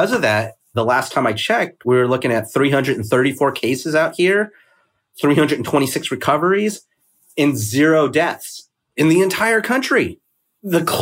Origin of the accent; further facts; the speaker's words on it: Oakland, California, United States; moved away as an adult; now in Ho Chi Minh City, Vietnam; I'm originally from Oakland, California, but I am currently quote unquote hiding out in Ho Chi Minh City, Vietnam